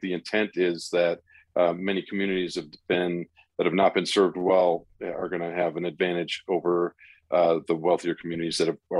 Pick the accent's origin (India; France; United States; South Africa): India; I grew up in India and we lived all over the place